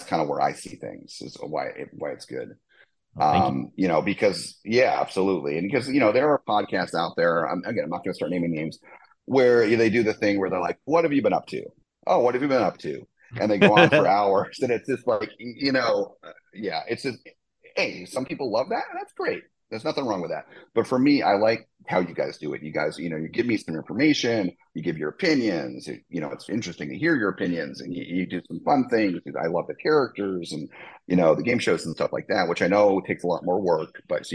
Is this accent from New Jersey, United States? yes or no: yes; New Jersey, United States; I grew up in New Jersey.